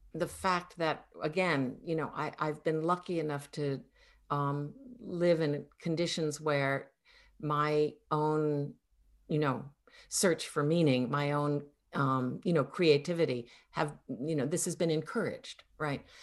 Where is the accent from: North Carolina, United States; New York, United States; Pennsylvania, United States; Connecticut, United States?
Connecticut, United States; growing up in Connecticut were very exotic